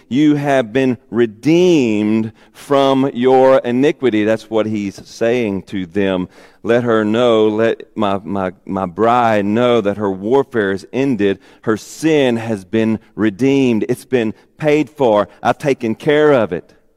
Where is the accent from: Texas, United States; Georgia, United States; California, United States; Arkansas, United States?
Arkansas, United States; moved away; also born or lived in Warren, Arkansas; I'm from Arkansas